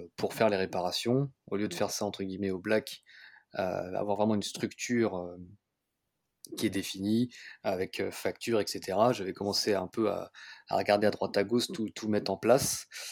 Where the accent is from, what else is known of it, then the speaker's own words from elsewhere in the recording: Paris, Île-de-France, France; je suis parisien